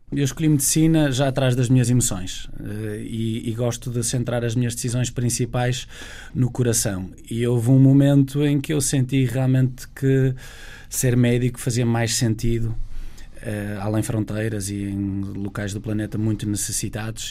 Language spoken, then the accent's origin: Portuguese; Portugal; como português, como europeu